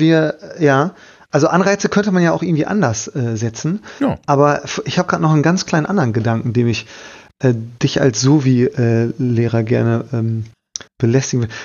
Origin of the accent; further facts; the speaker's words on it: Bielefeld, North Rhine-Westphalia, Germany; ich bin aus Bielefeld